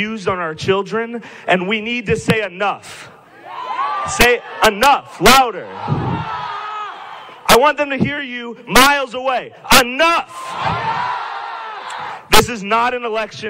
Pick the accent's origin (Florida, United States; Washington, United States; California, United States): Florida, United States; Parkland; I'm from Parkland, Florida